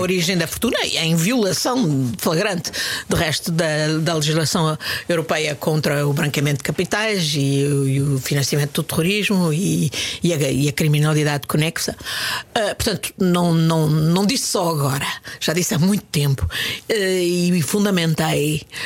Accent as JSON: {"language": "Portuguese", "region": "Lisbon", "country": "Portugal", "tie": "born or raised there", "also_born_or_lived": "Indonesia", "said": "quando era miúda, vivia em Benfica e fazia ginástica no Benfica."}